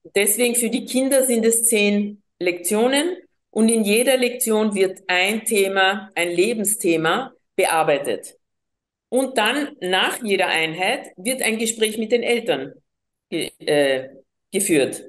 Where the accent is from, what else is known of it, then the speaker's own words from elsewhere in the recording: Colombia; first language Spanish; German is a second language; also born or lived in Vienna, Austria; now in Austria; ich bin gebürtige Kolumbianerin, war acht Jahre lang in Wien und habe hier die vier Hauptsprachen von Europa, Deutsch, Französisch, Englisch und eben Spanisch, meine Muttersprache, einfach von klein auf gelernt.